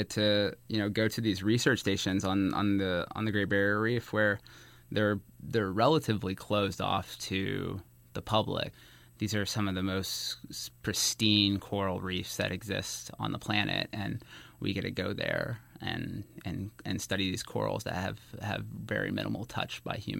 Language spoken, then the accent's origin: English; Arkansas, United States; moved away; I'm originally from Arkansas